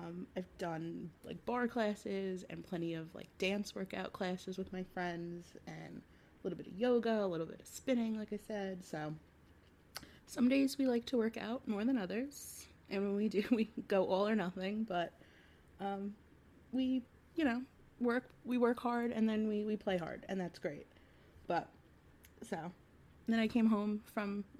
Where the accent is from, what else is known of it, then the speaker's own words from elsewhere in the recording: New York, United States; being a New Yorker